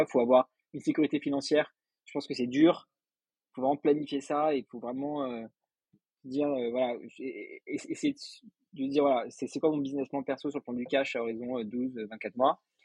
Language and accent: French; Paris, Île-de-France, France; suis né à Paris, j'ai fait toutes mes études à Paris